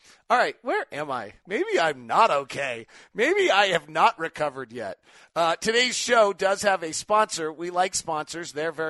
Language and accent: English; Murray, Utah, United States; I listen to your podcast every morning on the treadmill as I train for marathons. I'm from Murray, Utah. My love for the Jazz started when I was 8.